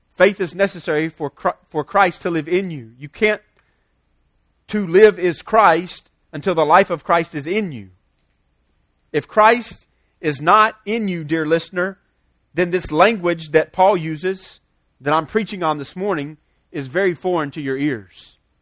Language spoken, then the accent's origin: English; United States; we're American, because we live here in some level of comfortableness